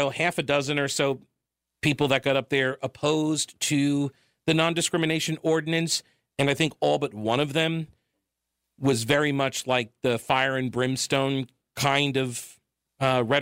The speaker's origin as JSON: {"language": "English", "region": "New York", "country": "United States", "also_born_or_lived": "Asheville, North Carolina", "moved": "yes", "lives_now": "North Carolina, United States", "said": "I am from New York originally"}